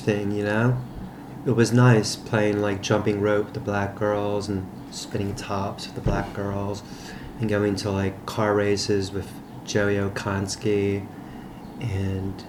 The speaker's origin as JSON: {"language": "English", "town": "Philadelphia", "region": "Pennsylvania", "country": "United States", "tie": "born or raised there", "said": "I was born in West Oak Lane."}